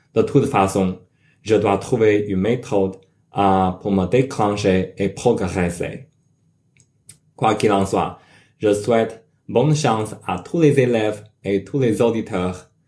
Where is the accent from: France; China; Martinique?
China; French is a second language; now in United States; Je suis chinois, mais j'habite et travaille comme un ingénieur logiciel aux États-Unis